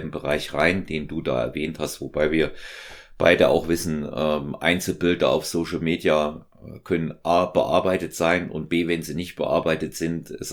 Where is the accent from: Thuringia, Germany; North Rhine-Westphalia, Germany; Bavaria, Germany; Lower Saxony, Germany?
Thuringia, Germany; Ich bin aus Thüringen, er ist ja aus, äh, aus Sachsen